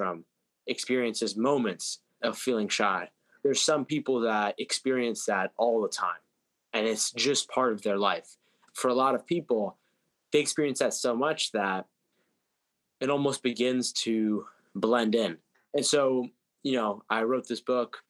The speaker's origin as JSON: {"language": "English", "country": "United States", "tie": "born or raised there", "said": "I was born here in America"}